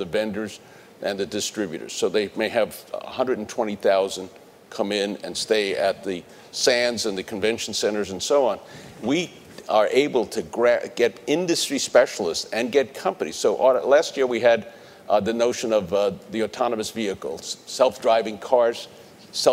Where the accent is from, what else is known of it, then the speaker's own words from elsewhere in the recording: New York City, New York, United States; moved away; also born or lived in Connecticut; I grew up in the Bronx